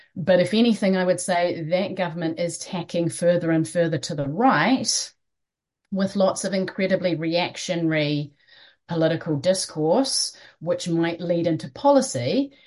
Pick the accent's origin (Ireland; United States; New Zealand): New Zealand; also born or lived in London; we're from Aotearoa, New Zealand